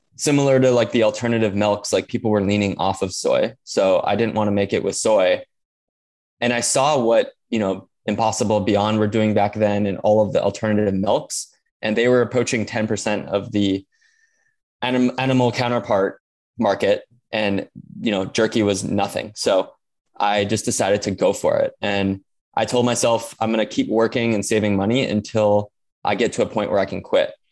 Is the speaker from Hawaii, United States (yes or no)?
yes; Hawaii, United States; growing up in Hawaii, you know, we have limited natural resources